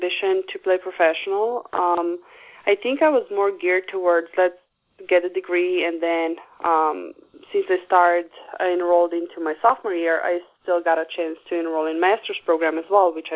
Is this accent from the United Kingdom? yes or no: no; Slovenia; moved away as an adult; also born or lived in Brooklyn; in Europe, that's where I'm from Slovenia